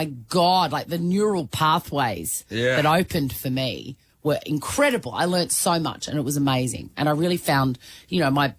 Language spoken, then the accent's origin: English; Melbourne, Victoria, Australia; also born or lived in Sunshine Coast; I moved from Melbourne, the hustle and bustle, born and bred.